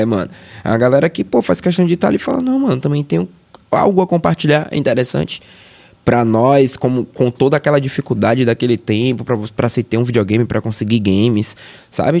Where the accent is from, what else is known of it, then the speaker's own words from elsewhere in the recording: Feira de Santana, Bahia, Brazil; moved away as an adult; now in Salvador, Brazil; sou de Feira de Santana, nasci em 91. É, sou de família humilde, tá ligado? Morador de periferia.